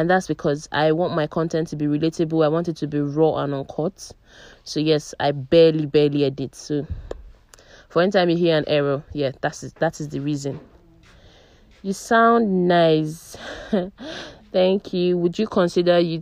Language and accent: English; Abuja, Federal Capital Territory, Nigeria; also born or lived in Umuahia, Abia State; I am Nigerian. I am 28 years old. My place of birth, that is Abuja. I was born in Abuja